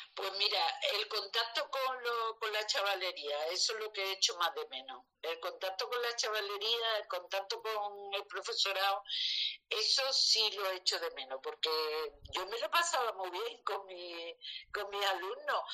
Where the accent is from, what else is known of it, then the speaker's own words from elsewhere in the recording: Seville, Andalusia, Spain; soy de Sevilla